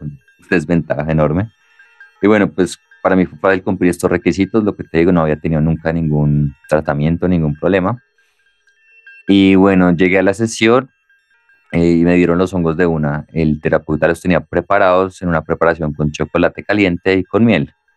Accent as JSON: {"language": "Spanish", "country": "Colombia", "said": "somos de Colombia"}